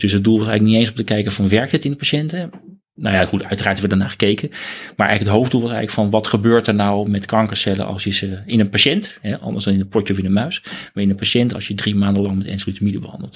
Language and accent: Dutch; Benthuizen, South Holland, Netherlands; Ik kom uit een, een, een, een dorpje in Zuid-Holland. Tussen Den Haag en Leiden in.